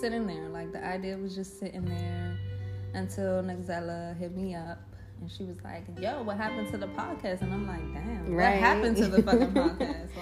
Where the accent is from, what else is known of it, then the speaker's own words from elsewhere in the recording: Dominican Republic; I'm from Dominican Republic